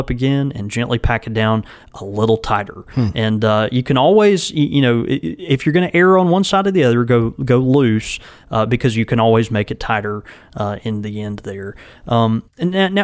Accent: the South, United States; we grew up in the South

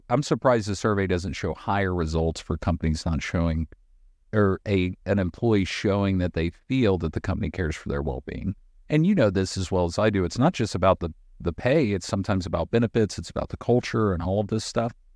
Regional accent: Boone, North Carolina, United States; I'm from North Carolina. I grew up in a small town called Boone

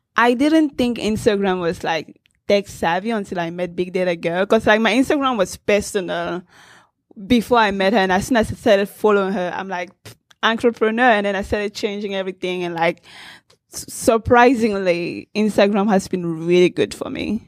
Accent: Cameroon; I grew up in Cameroon in Central Africa

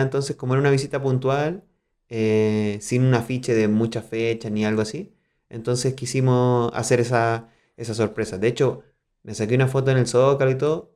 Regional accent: southern Chile, Chile; accent: Chilean; moved away as an adult; now in Mexico City, Mexico; los de … somos del sur, de Chile

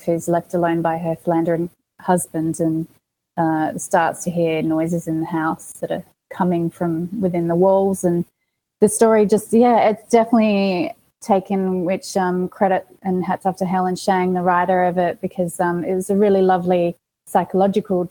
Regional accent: Australia; moved away as an adult; now in Los Angeles, United States; I've got an accent. Did I say I'm from Australia? I'm from Australia

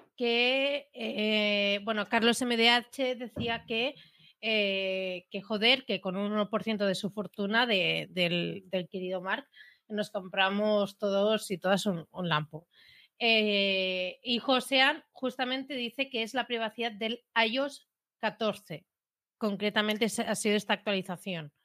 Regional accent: Premià de Mar, Catalonia, Spain; Soy catalana

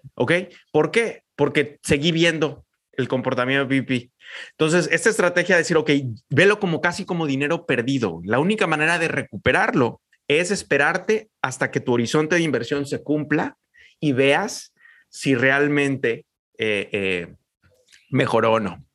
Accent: Mexico; los mexicanos éramos los raros

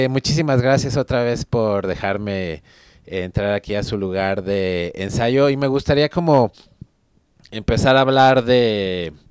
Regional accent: Mexico; yo soy de Aragón.

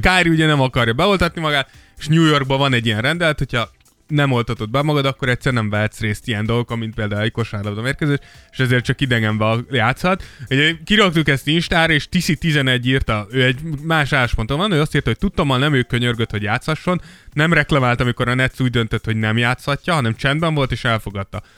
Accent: Szentendre, Pest, Hungary; én Szent- Szentendrén nőttem fel

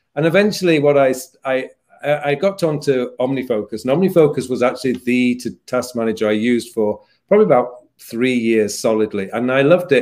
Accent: United Kingdom; moved away as an adult; also born or lived in Seoul, South Korea; now in South Korea; being British

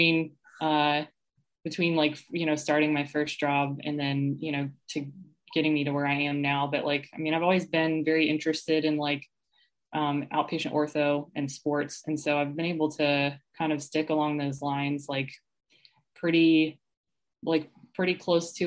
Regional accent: Atlanta, Georgia, United States; moved away as an adult; also born or lived in Tennessee / Lexington, Kentucky; now in Columbia, United States; I was actually born and raised in Atlanta

